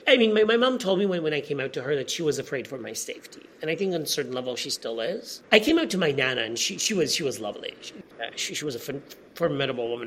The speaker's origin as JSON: {"language": "English", "country": "Poland", "tie": "born or raised there", "also_born_or_lived": "Bishop's Stortford, United Kingdom", "said": "my high school in my hometown"}